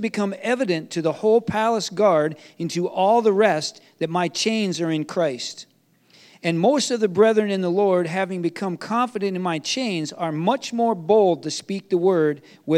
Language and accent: English; Germany; I grew up in East Germany when the wall was still up.